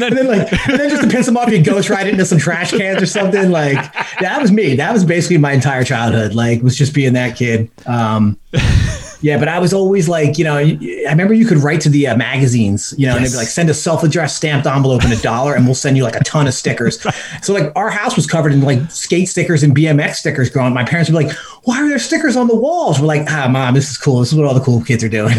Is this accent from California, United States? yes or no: no; Philly burbs, Pennsylvania, United States; it was wild growing up and growing up in the Philly burbs